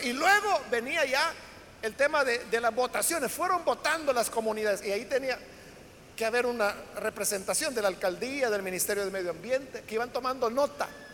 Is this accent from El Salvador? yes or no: yes; El Salvador